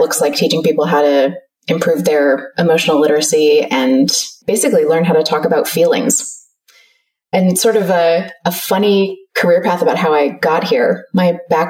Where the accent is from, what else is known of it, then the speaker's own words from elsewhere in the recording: California, United States; moved away as an adult; now in Melbourne, Australia; I'm actually from close to where you live. I'm from California originally